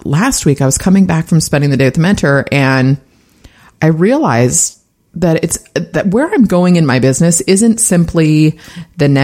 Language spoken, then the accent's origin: English; San Francisco, California, United States; My family is from San Francisco. I was actually born there, sixth generation. So diehard Bay Area girl here.